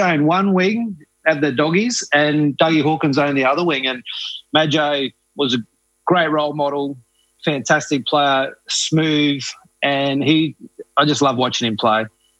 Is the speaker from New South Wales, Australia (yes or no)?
no; Katherine, Northern Territory, Australia; when I grew up in Katherine